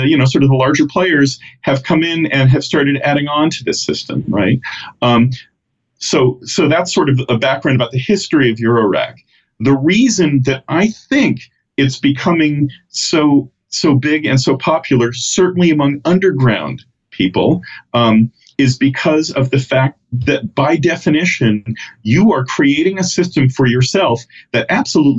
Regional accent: the Bay Area, California, United States; I grew up in the Bay Area

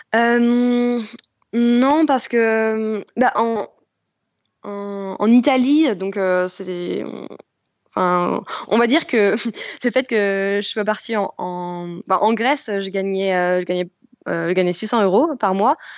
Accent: France; moved away as an adult; now in Germany; en tant que Française

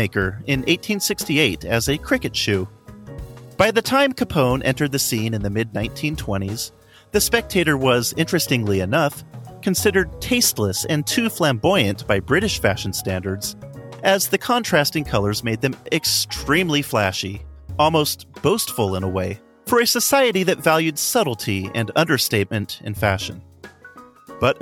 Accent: Southern California, United States; Growing up in Southern California in the 90s

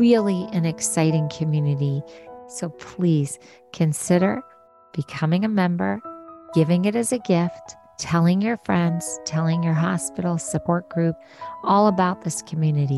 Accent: Philadelphia, Pennsylvania, United States; we're both from Philadelphia

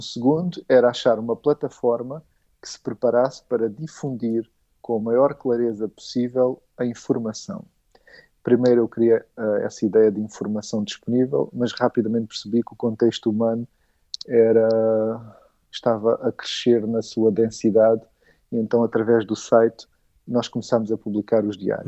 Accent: Olhão, Algarve, Portugal; now in Lisbon, Portugal; eu vim para Lisboa, sou de Olhão

